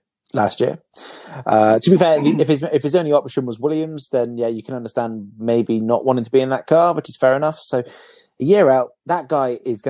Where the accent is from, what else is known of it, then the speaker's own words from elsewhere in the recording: United Kingdom; We're the Brits.